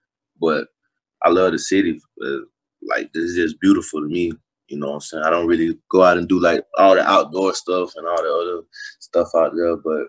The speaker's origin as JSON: {"language": "English", "town": "Lake City", "region": "Florida", "country": "United States", "tie": "born or raised there", "said": "Like you drive an hour, you're gonna be in Lake City. So growing up, it's like a little country city. Not too many people, but it's enough."}